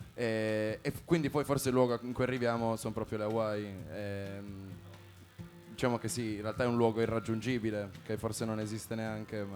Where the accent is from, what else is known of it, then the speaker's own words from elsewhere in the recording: Turin, Piedmont, Italy; Noi veniamo tutti da Torino, quindi pianura padana sconfinata